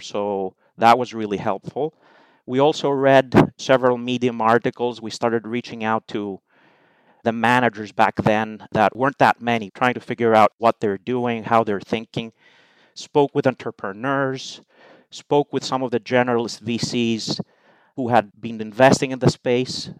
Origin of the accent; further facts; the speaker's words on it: Greece; moved away as an adult; also born or lived in United Kingdom / United States; I am Greek, so I was born and raised in Greece